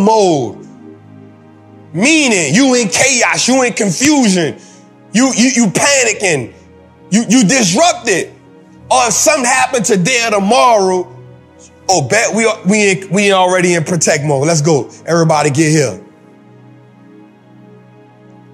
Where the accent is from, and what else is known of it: New Orleans, Louisiana, United States